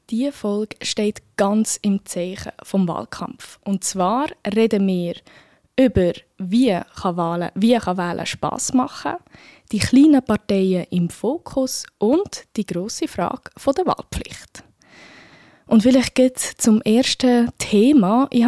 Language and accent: German; Bern, Switzerland; Das würde mich wirklich als Bernerin sehr freuen.